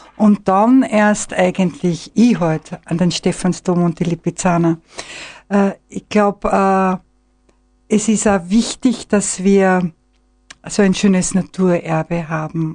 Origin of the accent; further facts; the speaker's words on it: Mosheim, Tyrol, Austria; moved away as an adult; also born or lived in Vienna; Also ich bin äh, in Mosheim geboren, bin in Steinach ins Gymnasium gegangen